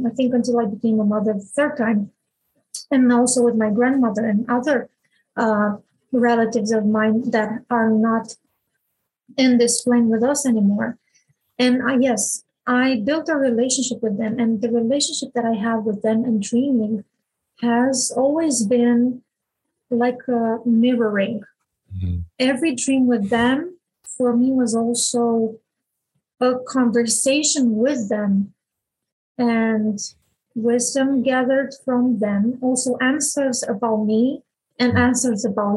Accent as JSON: {"language": "English", "country": "Romania", "tie": "born or raised there", "said": "I was born in Romania in 1981"}